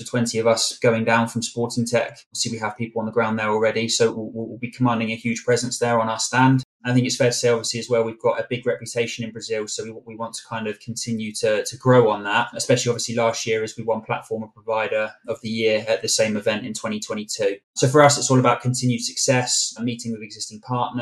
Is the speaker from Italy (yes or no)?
no; England, United Kingdom; We know what we like as English people